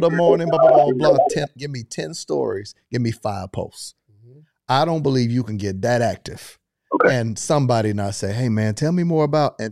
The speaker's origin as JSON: {"language": "English", "region": "Florida", "country": "United States", "said": "I'm from Florida"}